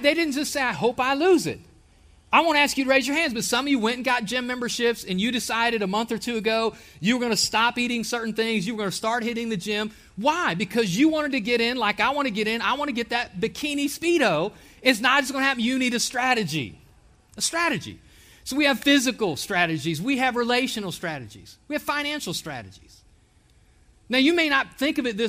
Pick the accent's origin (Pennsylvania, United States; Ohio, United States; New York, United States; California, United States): Ohio, United States; moved away as an adult; now in Alabama, United States; Myself, my family, and I, we are from Ohio.